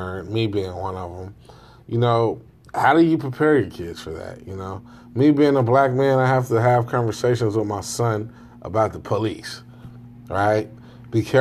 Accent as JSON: {"language": "English", "town": "Chicago", "region": "Illinois", "country": "United States", "said": "I'm from Chicago"}